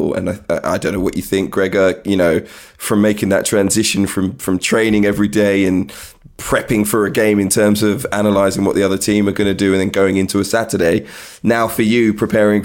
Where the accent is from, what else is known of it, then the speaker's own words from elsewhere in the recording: London, United Kingdom; I grew up in Northwest London